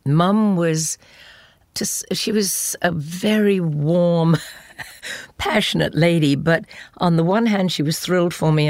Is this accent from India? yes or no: no; England, United Kingdom; moved away as an adult; I do love my home country